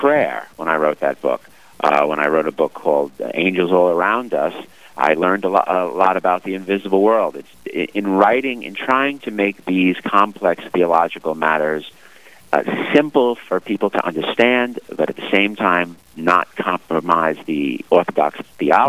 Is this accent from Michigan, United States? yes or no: no; New York City, New York, United States; now in New Jersey, United States; Growing up in Brooklyn, we went to church occasionally